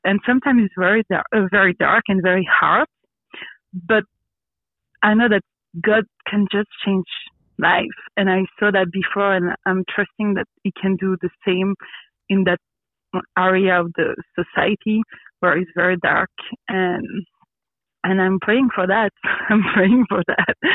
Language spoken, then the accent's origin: English; Belgium; English is a second language; also born or lived in Brussels / Quebec / Grenoble; Yes, I grew up in Belgium. Um, uh, I'm born in Brussels, so the capital of the country. Mm-hmm. Uh, but I grew up in a small village with my family